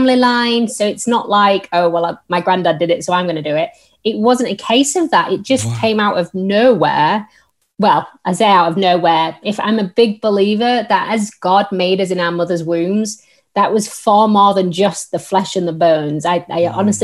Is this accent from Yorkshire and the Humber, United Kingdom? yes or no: yes; Yorkshire and the Humber, United Kingdom; accent: northern; now in Staffordshire, United Kingdom; I am originally from Yorkshire, hence my very northern tones, but I'm currently living in Staffordshire